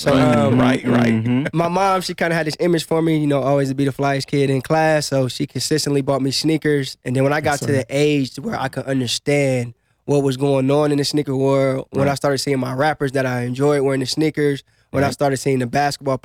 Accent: Ohio, United States; moved away as an adult; now in Las Vegas, United States; I'm from Ohio. I moved out to Vegas probably, 10 months

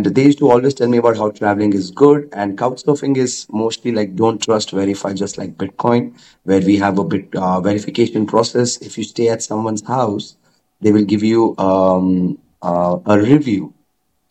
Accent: India; I'm from India

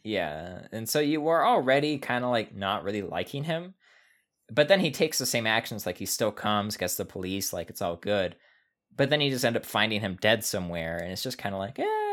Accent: United States; we're American

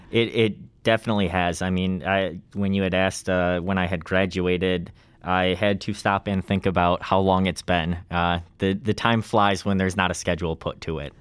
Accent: Ladysmith, Wisconsin, United States; I'm from Lady Smith, Wisconsin. It's about an hour fifteen or so north of Eau Claire

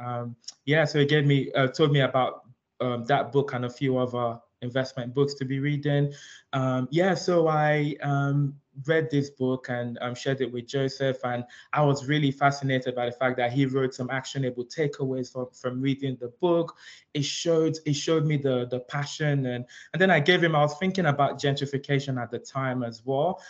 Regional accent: London, United Kingdom; also born or lived in Nigeria; I'm Nigerian. I was um, I was born in Nigeria, but I grew up here in London

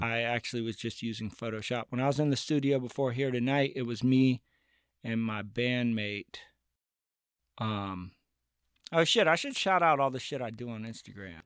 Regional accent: northern Buncombe County, Appalachia, North Carolina, United States; I grew up in Buncombe County, and I grew up in northern Buncombe County

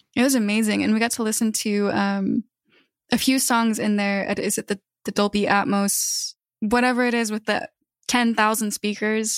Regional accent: Spokane, Washington, United States; moved away; I mostly grew up in Spokane, Washington

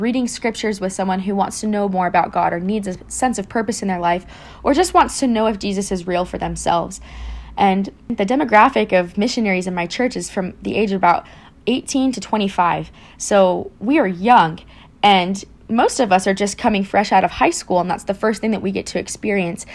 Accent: Queen Creek, Arizona, United States; originally I'm from Queen Creek, Arizona.

